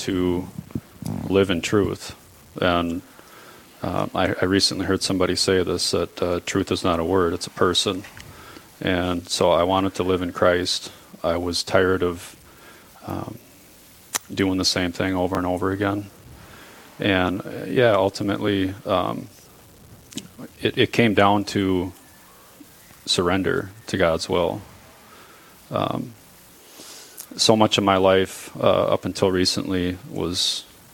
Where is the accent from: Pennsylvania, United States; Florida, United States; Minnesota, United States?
Minnesota, United States; Plymouth; moved away as an adult; now in Cook, United States; I grew up in Plymouth, so West Metro area, the Twin Cities